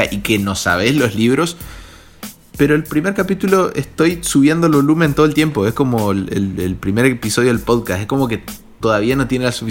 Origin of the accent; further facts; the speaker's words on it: Argentina; soy un infiltrado argentino en un podcast mexicano